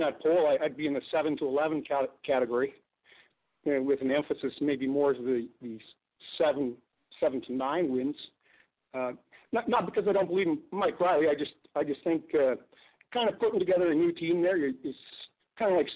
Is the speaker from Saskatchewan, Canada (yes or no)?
yes; Saskatchewan, Canada; now in Calgary, Canada; I'm from Saskatchewan.